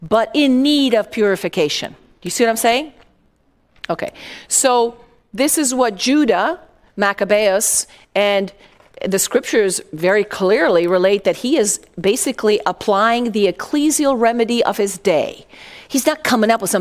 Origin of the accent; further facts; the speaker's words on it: Italy; moved away; I grew up in Italy